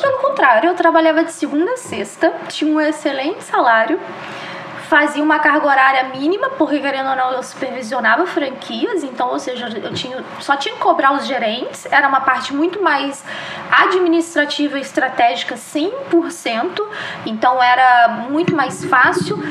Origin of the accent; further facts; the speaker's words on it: Juiz de Fora, Minas Gerais, Brazil; also born or lived in Belo Horizonte; eu sou mineira, natural de Minas, de Juiz de Fora, minha cidade querida